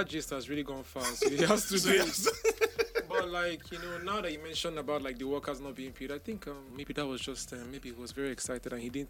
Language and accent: English; Port Harcourt, Rivers State, Nigeria; I'm from Port Harcourt